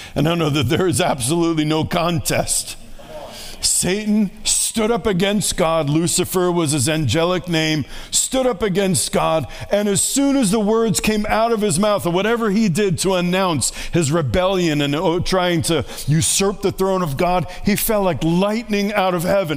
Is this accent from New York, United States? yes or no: yes; New York City, New York, United States; moved away; I grew up in New York City